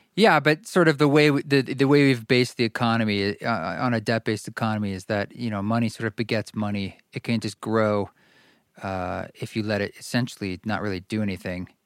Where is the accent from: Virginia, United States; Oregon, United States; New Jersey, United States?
Oregon, United States; Salem; my town was Salem, Oregon